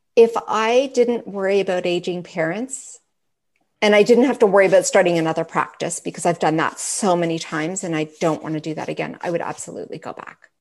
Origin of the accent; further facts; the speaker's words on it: Richmond Hill, Ontario, Canada; also born or lived in Calgary; I was raised in Richmond Hill, so over on this side of Canada